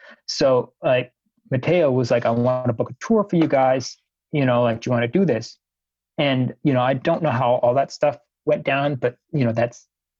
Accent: Canada; basically it was like to get into Brazil as a Canadian at the time, you needed to have your plane tickets bought before you could even apply for a visa.

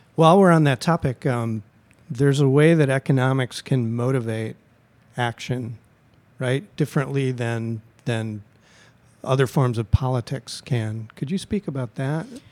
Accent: California, United States; moved away as an adult; also born or lived in Merced / San Francisco / San Luis Obispo; now in Chicago, United States; I lived in California for fifteen years in Merced, San Francisco, and San Luis Obispo

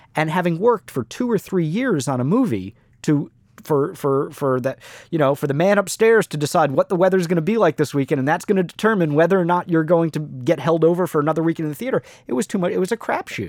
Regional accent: Miami, Florida, United States; our childhood growing up in Miami

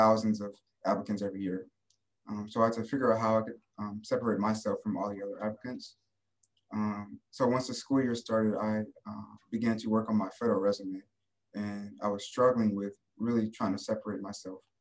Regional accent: Michigan, United States; moved away as an adult; now in Tiffin, United States; I am from Michigan.

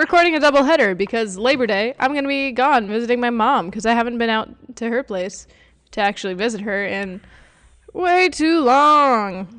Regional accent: Montevideo, Minnesota, United States; I grew up in Montevideo, Minnesota

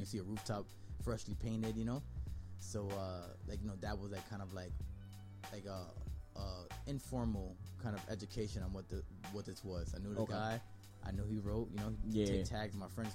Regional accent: New York City, New York, United States; growing up in East York and Bushwick

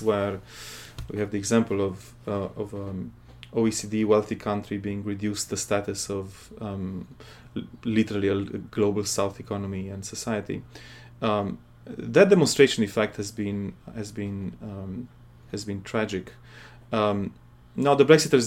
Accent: Romania; moved away as an adult; now in Boston, United States; I'm originally from Europe. I'm from the eastern periphery, from Romania. I came here for my PhD

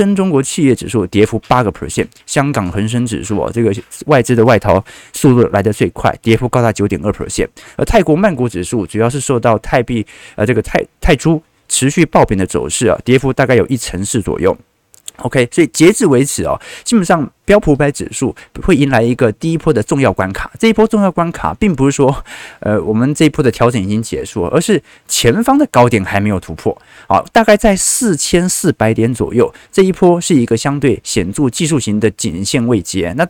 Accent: Taiwan; 不是我们台湾人很有钱呐

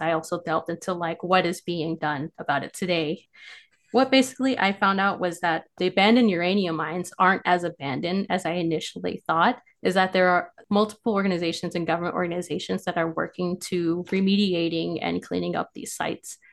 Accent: Farmington, New Mexico, United States; I am from Farmington, New Mexico

